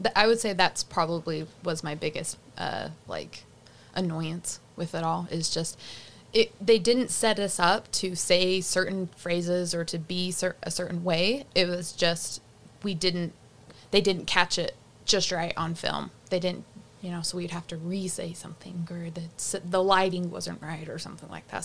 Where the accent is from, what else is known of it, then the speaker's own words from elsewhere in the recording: Rocky Ridge, Utah, United States; walking down the street of my hometown